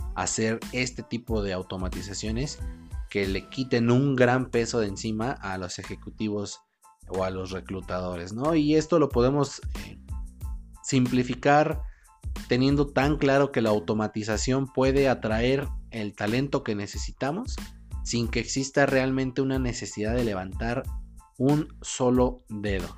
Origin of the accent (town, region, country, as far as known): Mexico